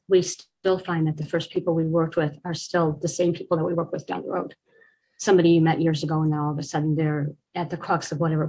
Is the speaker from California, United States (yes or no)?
yes; Orange, California, United States; also born or lived in Chicago; I was born in Chicago and I grew up in the city of Orange.